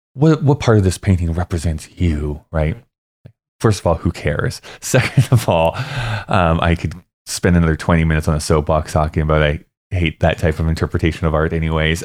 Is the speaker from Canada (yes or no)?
yes; Canada